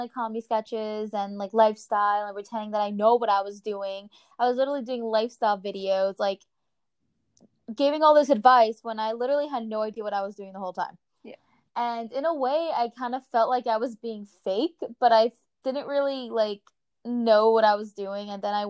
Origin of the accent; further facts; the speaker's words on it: New Jersey, United States; I'm from Jersey, and you know, we have like a potty mouth and stuff, and I'm very like straightforward and aggressive and such.